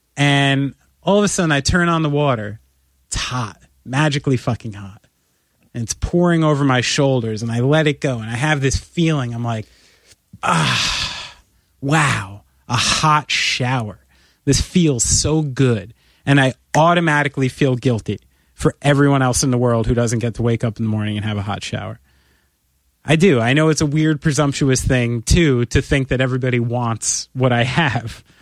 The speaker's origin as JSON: {"language": "English", "country": "United States"}